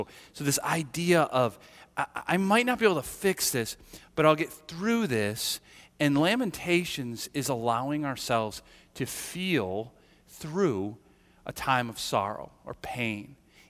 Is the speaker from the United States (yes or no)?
yes; United States; And I acknowledge that I grew up in America and in the West, just like most are all here